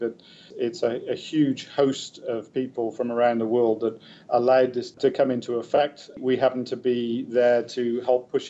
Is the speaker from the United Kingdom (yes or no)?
yes; United Kingdom; moved away as an adult; now in Canada; as a British expat, even though I've been in Canada for decades